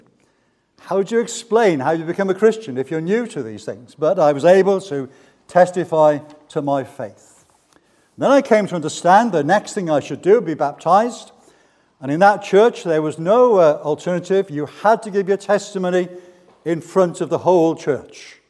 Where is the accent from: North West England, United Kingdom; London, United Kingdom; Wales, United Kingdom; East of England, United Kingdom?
Wales, United Kingdom; Barry; I was brought up in Barry, that famous town just down the road.